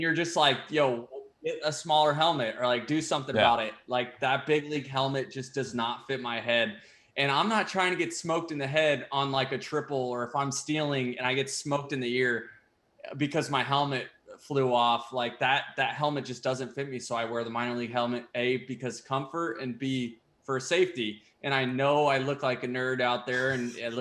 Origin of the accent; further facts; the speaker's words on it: Tampa, Florida, United States; the Tampa Bay Rays is the team that I grew up rooting for